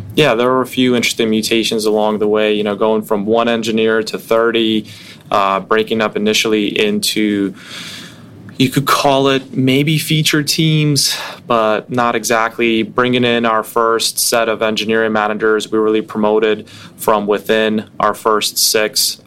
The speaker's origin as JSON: {"language": "English", "town": "New York City", "region": "New York", "country": "United States", "tie": "born or raised there", "also_born_or_lived": "Russia", "said": "I grew up in Brooklyn when hip hop was becoming mainstream"}